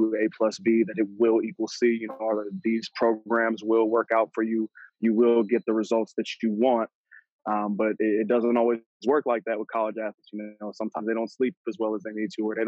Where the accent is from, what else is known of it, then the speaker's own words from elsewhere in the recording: Wake Forest, North Carolina, United States; also born or lived in Boston, Massachusetts / Virginia; So I moved to Wake Forest, North Carolina, in 2005. So I was originally born in Boston, Massachusetts, but, you know, I've been here longer than I was up there